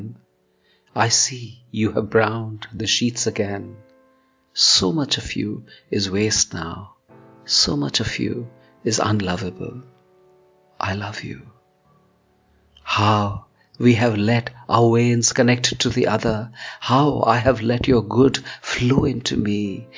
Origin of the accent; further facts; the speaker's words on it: India; I'm a poet from India.